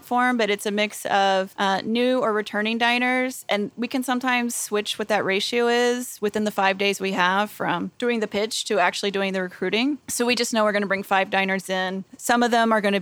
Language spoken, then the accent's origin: English; the South, United States; I am from the South